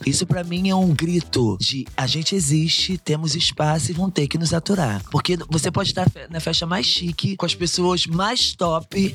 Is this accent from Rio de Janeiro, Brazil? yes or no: yes; Rio de Janeiro, Brazil; eu sou carioca